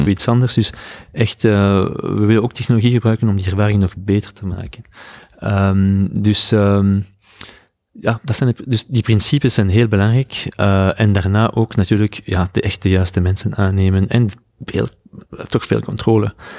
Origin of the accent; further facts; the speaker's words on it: Belgium; moved away as an adult; now in San Francisco, United States; ik ben van België